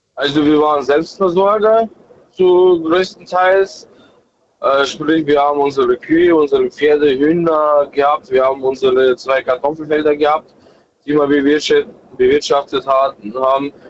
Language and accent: German; Germany; born or raised there; also born or lived in Kazakhstan; now in Regensburg, Germany